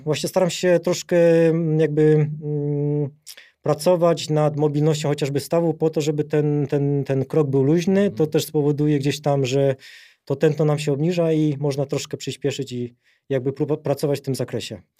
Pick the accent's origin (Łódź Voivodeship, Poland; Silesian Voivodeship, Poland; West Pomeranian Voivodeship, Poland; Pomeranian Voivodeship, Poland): Silesian Voivodeship, Poland; near Rybnik; also born or lived in England; now in Warsaw, Poland; urodziłem na Śląsku, to jest taka mała miejscowość Redutowy niedaleko Rybnika